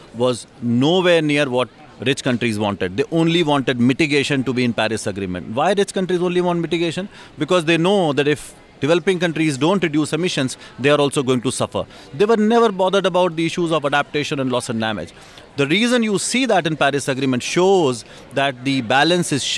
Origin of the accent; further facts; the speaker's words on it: India; I come from India